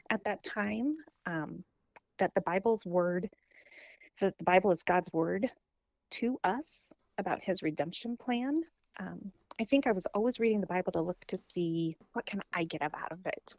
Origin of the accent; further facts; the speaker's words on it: Holdrege, Nebraska, United States; also born or lived in Lincoln, Nebraska; when I was in seventh grade, we moved from Holdridge to Lincoln